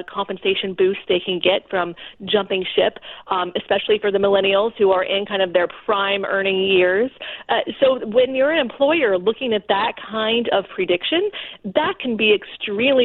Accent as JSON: {"language": "English", "region": "South Florida", "country": "United States", "tie": "born or raised there", "also_born_or_lived": "Houston, Texas", "moved": "as an adult", "lives_now": "Washington, D.C., United States", "said": "I was born in Houston, Texas, grew up in South Florida"}